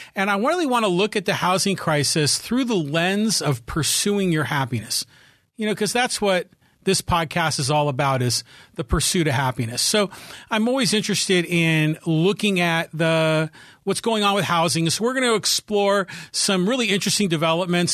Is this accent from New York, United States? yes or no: no; Poway, California, United States; here in my hometown of Poway, California. We're a suburb of San Diego.